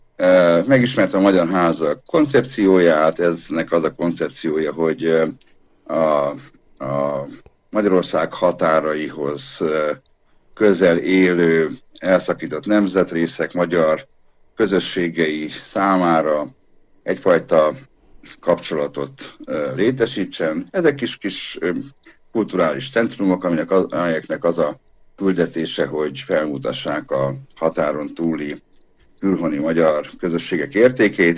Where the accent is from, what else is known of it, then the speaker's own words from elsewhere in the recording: Oradea, Bihor County, Romania; moved away as an adult; now in Debrecen, Hungary; én nagyváradiként